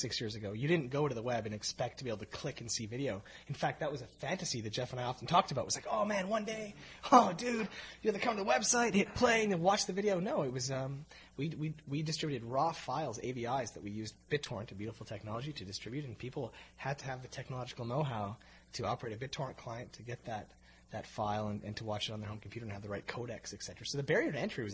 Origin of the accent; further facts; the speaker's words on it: Calgary, Alberta, Canada; moved away as an adult; now in Toronto, Canada; we're from Calgary. You have to understand. Growing up in Calgary